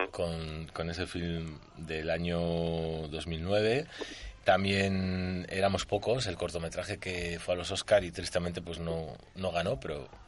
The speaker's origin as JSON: {"language": "Spanish", "town": "San Sebastián", "region": "Basque Country", "country": "Spain", "said": "como vasco que soy, igual que tú"}